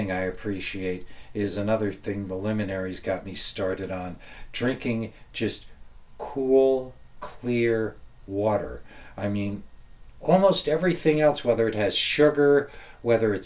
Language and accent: English; outside of New York City, United States; where I grew up outside of New York City